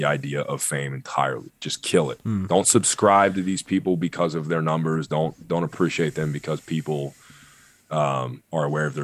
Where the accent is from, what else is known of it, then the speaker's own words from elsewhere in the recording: Pittsburgh, Pennsylvania, United States; I'm from Pittsburgh